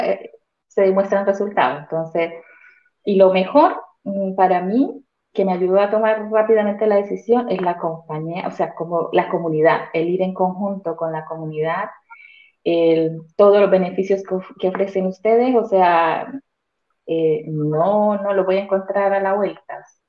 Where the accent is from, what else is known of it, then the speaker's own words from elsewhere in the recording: Colombia; moved away as an adult; now in Santiago, Chile; vivo en Santiago de Chile aproximadamente ya casi cuatro años, soy colombiana